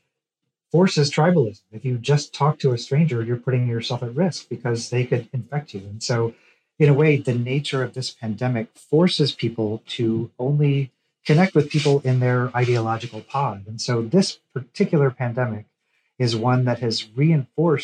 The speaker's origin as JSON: {"language": "English", "region": "Missouri", "country": "United States", "moved": "yes", "lives_now": "Tennessee, United States", "said": "I'm from Missouri. I've spent a lot of time in rural Missouri. I live in Tennessee."}